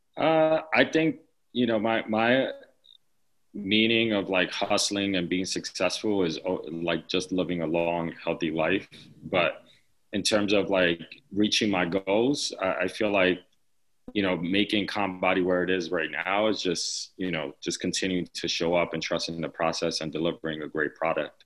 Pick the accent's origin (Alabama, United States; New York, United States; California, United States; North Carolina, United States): New York, United States; New York City; growing up in the Lower East Side